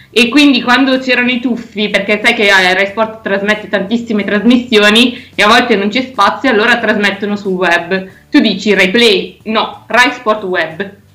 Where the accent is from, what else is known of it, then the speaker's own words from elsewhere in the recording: Biella, Piedmont, Italy; also born or lived in Vercelli; io ho fatto le scuole a Biella